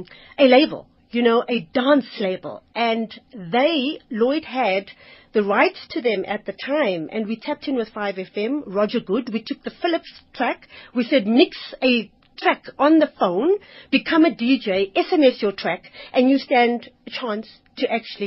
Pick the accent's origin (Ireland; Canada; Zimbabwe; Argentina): Zimbabwe; I think coming from Zims, my accent for some reason and my name gave the wrong impression of who I actually was.